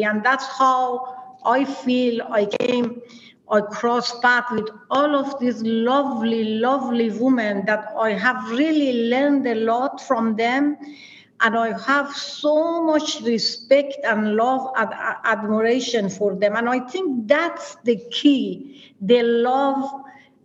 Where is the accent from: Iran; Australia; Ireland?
Iran; northeast Iran; moved away as an adult; also born or lived in India; now in Maine, United States; I came from northeast of Iran.